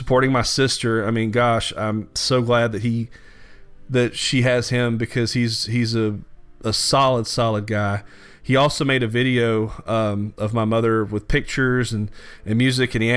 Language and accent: English; Louisiana, United States; growing up in Louisiana